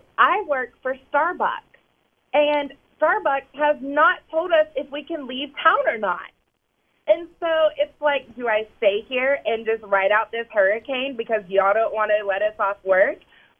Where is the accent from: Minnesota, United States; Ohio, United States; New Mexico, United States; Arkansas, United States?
Arkansas, United States; now in Jacksonville, United States; Actually, it's my parents. We're from Arkansas, so you know people there can't spell anyway.